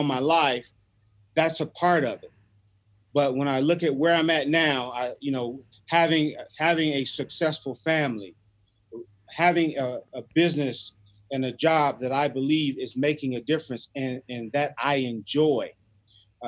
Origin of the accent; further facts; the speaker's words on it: Los Angeles, California, United States; growing up in South Central L.A.